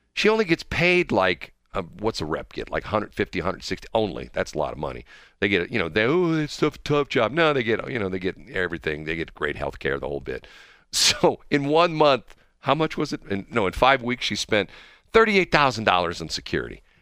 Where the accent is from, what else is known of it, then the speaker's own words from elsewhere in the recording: Missouri, United States; I grew up in Missouri